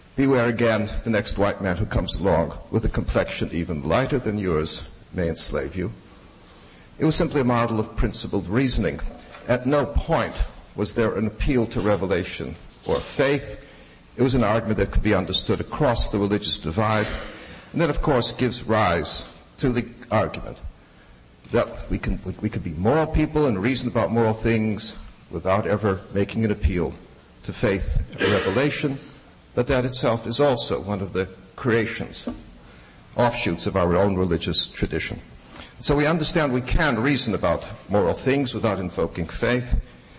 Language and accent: English; Chicago, Illinois, United States; As a youngster growing up in Chicago